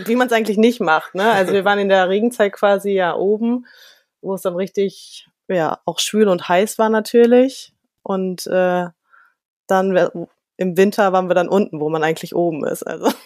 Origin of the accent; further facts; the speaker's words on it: Germany; als Deutscher